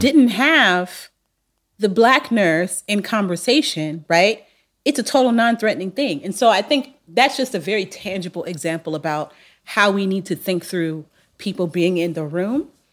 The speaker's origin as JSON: {"language": "English", "town": "Long Beach", "region": "California", "country": "United States", "said": "I'm from Long Beach, so I'm confident, but I'm laid back."}